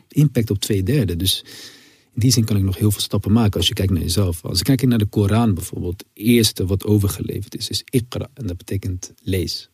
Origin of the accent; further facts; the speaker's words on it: Rotterdam, South Holland, Netherlands; je groeit ook op met eh, Rotterdam